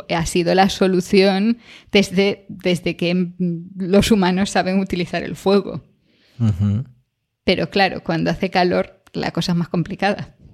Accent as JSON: {"language": "Spanish", "country": "Spain", "said": "en España, desde la perspectiva de, España, lo del frío como que nunca nos ha dado tanto, ¿no?"}